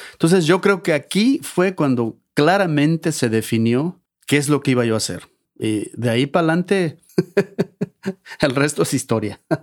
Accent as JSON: {"language": "Spanish", "town": "Xalapa", "region": "Veracruz", "country": "Mexico", "tie": "born or raised there", "also_born_or_lived": "Boulder, Colorado", "moved": "as an adult", "lives_now": "United States", "said": "toda mi niñez, mi adolescencia, mi juventud y parte de esos primeros años de adulto, todos los vivía allá"}